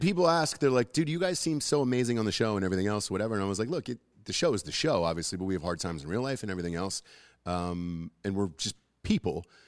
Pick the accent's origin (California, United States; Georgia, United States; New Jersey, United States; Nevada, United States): Georgia, United States; Atlanta; I'm from Atlanta